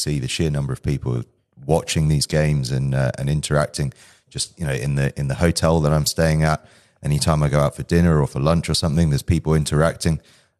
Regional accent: United Kingdom; I suppose, roughly speaking, I'm a schools rugby expert from the UK

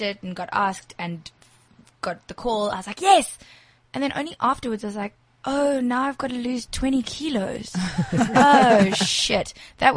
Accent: Durban, KwaZulu-Natal, South Africa; also born or lived in Cape Town / South Korea; now in Johannesburg, South Africa; I'm a Durban girl.

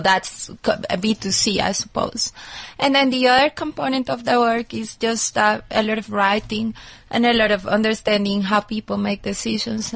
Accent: Colombia; moved away; also born or lived in United States; I'm originally from Colombia

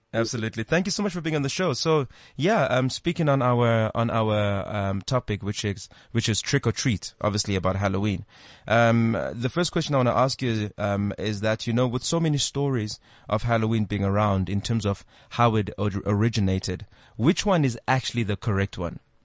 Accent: Eastern Cape, South Africa; when I was a kid uh, growing up in the Eastern Cape

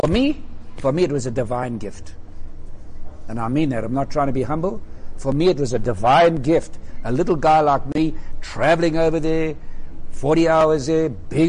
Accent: South Africa; being a South African at that time

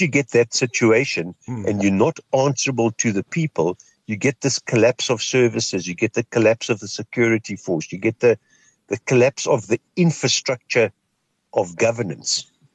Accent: Kimberley, Northern Cape, South Africa; moved away; I'm from Kimberley.

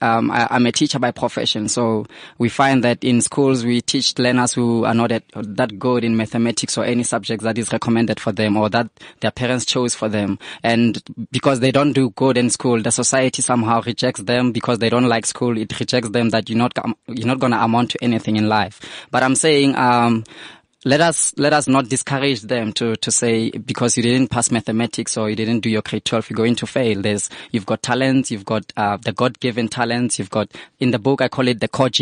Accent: Vanderbijlpark, Gauteng, South Africa; I'm from Deval, I'm from Van der Bijl

